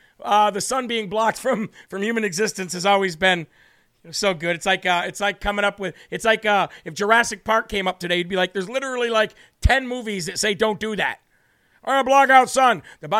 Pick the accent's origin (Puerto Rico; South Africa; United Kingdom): Puerto Rico; I grew up in Puerto Rico. I put on the suntan lotion all the time.